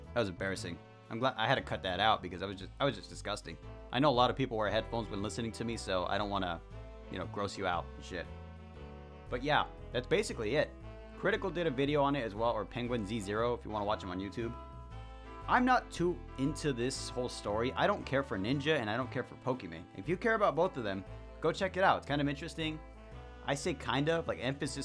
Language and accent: English; Mexico; accent: heavy accent; Sorry for my heavy accent, I guess. I just happen to be Mexican.